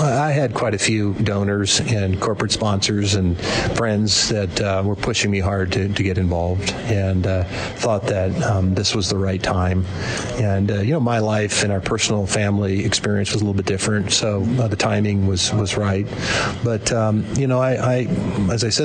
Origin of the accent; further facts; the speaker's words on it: Midwest, United States; I grew up in the Midwest